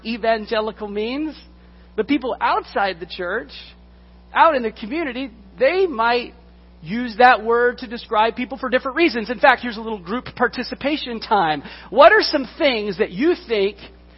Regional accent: Texas, United States; When I was a kid, I grew up in Texas in the 1970s, 1980s

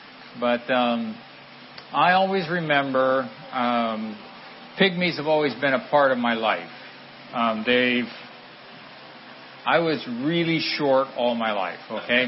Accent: Central African Republic; moved away as an adult; And I grew up in the Central African Republic. I went over there when I was 3 years old, before independence of the Central African Republic.

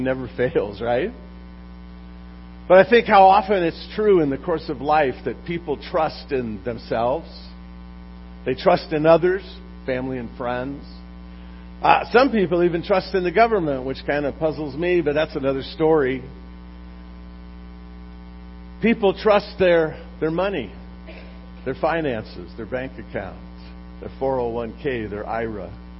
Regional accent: Long Beach, California, United States; about four blocks from where I grew up in Long Beach.

